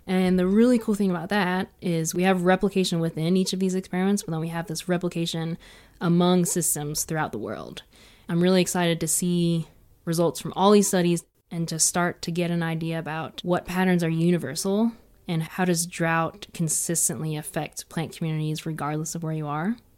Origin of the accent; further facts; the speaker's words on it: East Coast, United States; now in Colorado Plateau, United States; I'm from the East Coast where there's a lot of lush green vegetation